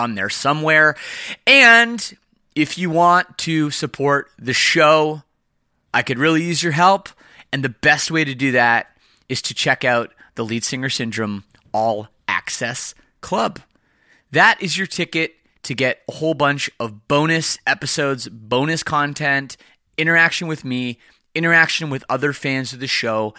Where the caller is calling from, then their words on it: Windsor, Ontario, Canada; I am calling you from Windsor, Ontario, which is just outside Detroit.